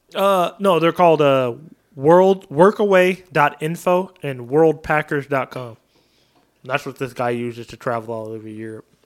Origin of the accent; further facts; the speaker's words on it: Oregon, United States; now in Texas, United States; I'm from Oregon. We have huge backyards